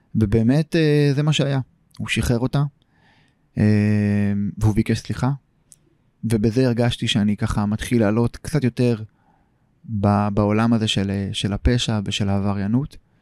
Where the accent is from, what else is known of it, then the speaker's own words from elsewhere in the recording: Tel Aviv, Tel Aviv District, Israel; also born or lived in Tel Kabir, Tel Aviv; גדלתי בשכונת פלורנטין